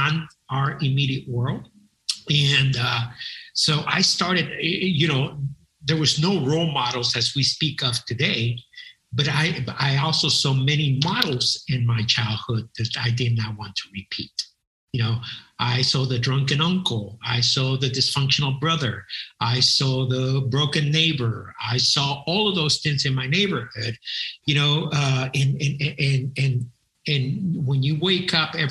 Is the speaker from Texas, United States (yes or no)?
yes; San Antonio, Texas, United States; moved away as an adult; also born or lived in The Woodlands, Texas; we moved to San Antonio, Texas, which was a heavily military town